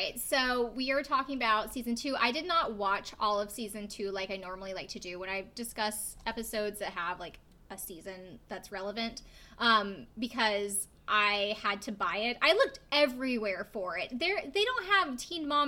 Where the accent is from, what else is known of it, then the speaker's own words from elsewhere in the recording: South Carolina, United States; I'm from South Carolina